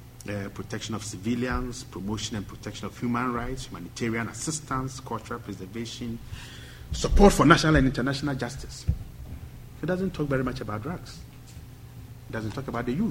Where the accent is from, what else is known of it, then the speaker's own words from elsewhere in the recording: Ghana; I'm from Ghana